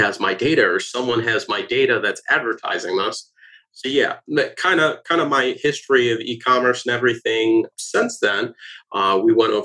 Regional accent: Michigan, United States; also born or lived in Detroit, Michigan; now in Tampa, United States; Was originally from Michigan

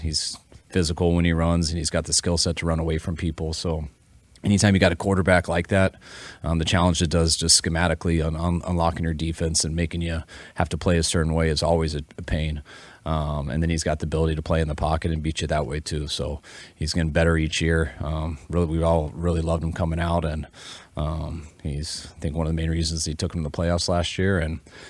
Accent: Colorado, United States; And I'm from Colorado, so my wife went there.

